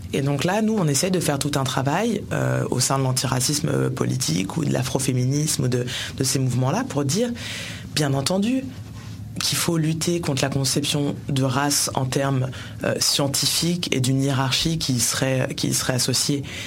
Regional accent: France; Je suis française par votre faute

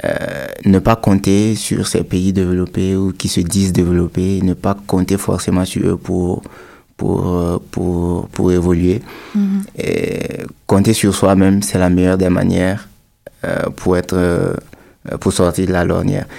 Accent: Burkina Faso; chez nous au Burkina

